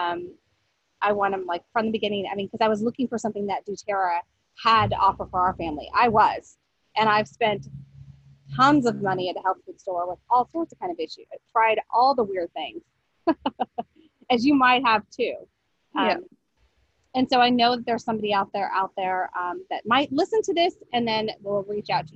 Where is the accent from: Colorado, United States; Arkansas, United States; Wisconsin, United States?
Colorado, United States; moved away; I was from Colorado